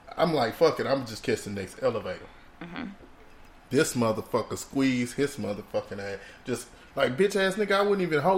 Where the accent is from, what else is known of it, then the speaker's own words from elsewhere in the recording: Houston, Texas, United States; now in Miami, United States; I'm from Houston.